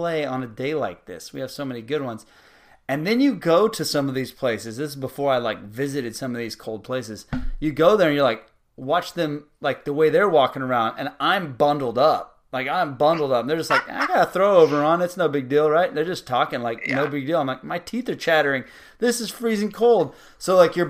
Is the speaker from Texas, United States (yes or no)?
yes; South Texas, United States; growing up in South Texas my whole life